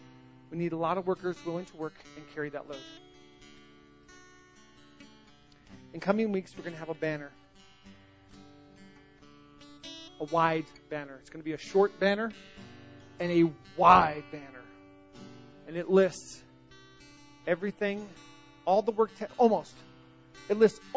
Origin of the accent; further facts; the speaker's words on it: the South, United States; I'm from the South.